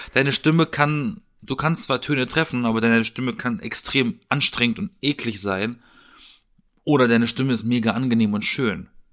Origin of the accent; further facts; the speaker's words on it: Southern Germany, Germany; in meiner Heimat, so im, im, im Süden, ne? Alles eher dörflich, kleinstadtmäßig